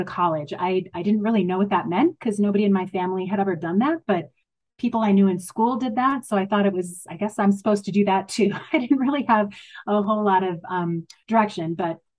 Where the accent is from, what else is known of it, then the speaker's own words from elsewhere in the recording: Madison, Wisconsin, United States; I grew up in Madison, Wisconsin, in a relatively poor area of the city.